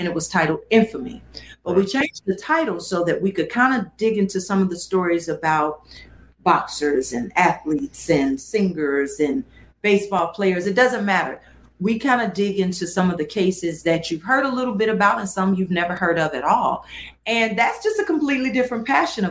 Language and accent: English; Gatlinburg and Pigeon Forge, Tennessee, United States; I grew up hanging in Gatlinburg and Pigeon Forge